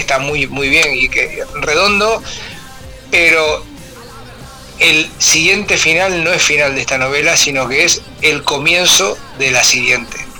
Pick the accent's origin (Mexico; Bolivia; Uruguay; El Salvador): Uruguay; Montevideo; yo soy de Montevideo y nací, nací en el barrio, en el barrio de Parque Rodó, Punta Carretas